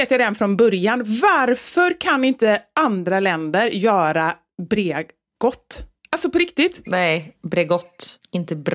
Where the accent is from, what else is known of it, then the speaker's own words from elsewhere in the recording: Västra Götaland, Sweden; accent: Gothenburg dialect; ofrivilligt börjar ju liksom prata som dem fast när jag vill hålla kvar i min göteborgska.